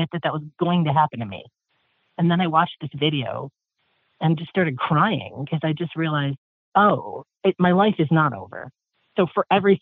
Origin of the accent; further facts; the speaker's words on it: Columbus, Ohio, United States; I'm from Columbus, Ohio